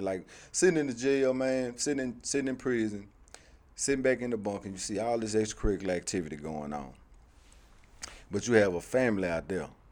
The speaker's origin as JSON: {"language": "English", "town": "Shreveport", "region": "Louisiana", "country": "United States", "tie": "born or raised there", "also_born_or_lived": "Haughton, Louisiana", "moved": "as an adult", "said": "growing up in Shreveport"}